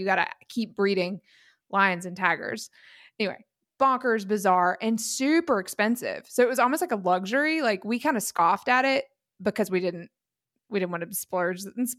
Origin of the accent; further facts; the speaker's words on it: South Carolina, United States; I grew up in South Carolina